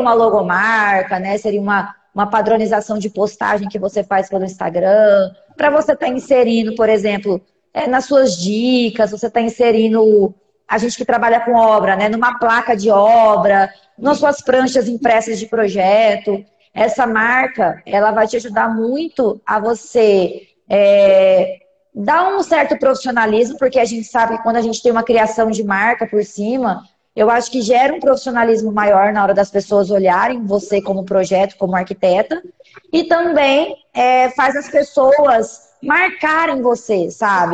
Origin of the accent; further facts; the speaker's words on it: Cuiabá, Mato Grosso, Brazil; Sou daqui de Cuiabá, Mato Grosso